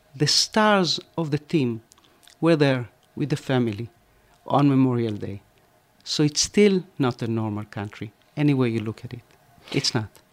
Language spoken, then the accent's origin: English; Argentina; now in Israel; when I grew up in Argentina